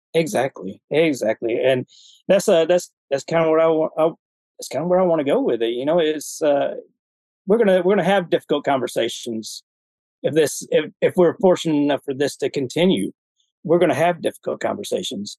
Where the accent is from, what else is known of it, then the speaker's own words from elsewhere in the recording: Alabama, United States; moved away as an adult; I grew up in Alabama